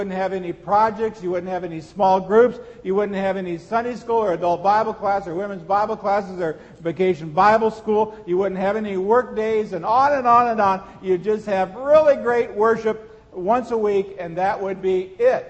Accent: Seward, Nebraska, United States; When I was a teenager growing up in Seward, Nebraska

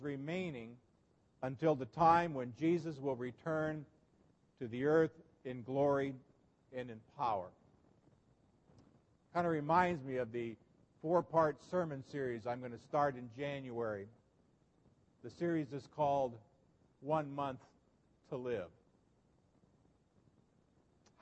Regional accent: Nebraska, United States; growing up in Nebraska, in the Lincoln Journal Star

